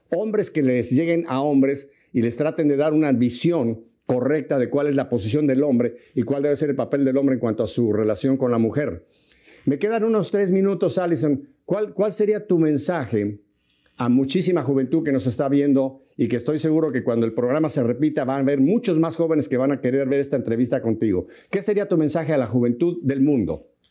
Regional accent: Mexico; yo soy mexicano

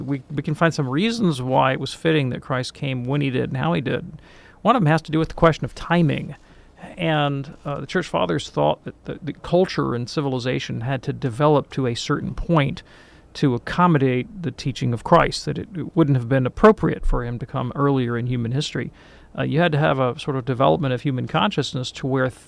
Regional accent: Deep South, United States; I'm from the Deep South

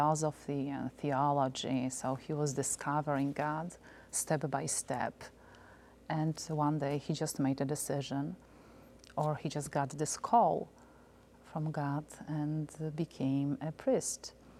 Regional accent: Poland; also born or lived in Warsaw, Poland; now in United States; I was born in Poland.

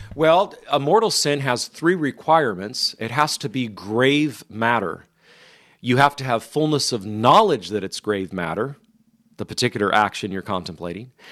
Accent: Modesto, California, United States; moved away; my hometown of Modesto

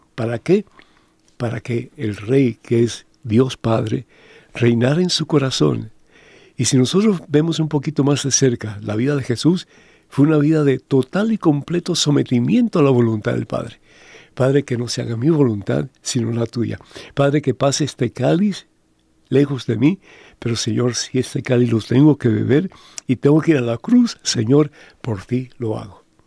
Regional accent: Cuba; moved away; en mi país, en Cuba

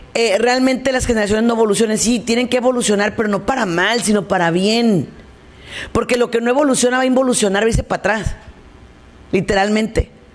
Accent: Mexico; yo soy mexicana

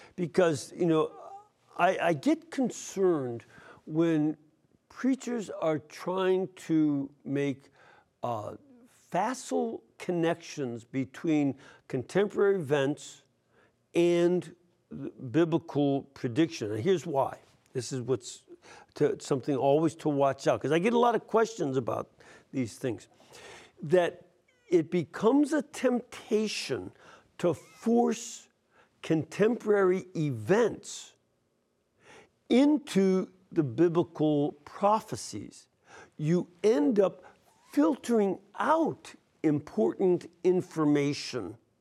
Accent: Chicago, Illinois, United States; moved away; I'm from Chicago originally

